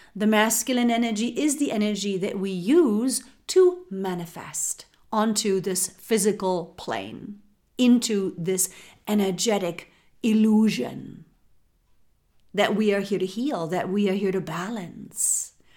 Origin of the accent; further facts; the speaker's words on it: Germany; moved away as an adult; now in United States; I am from Germany. I was born and raised in Germany and I do now live in the United States.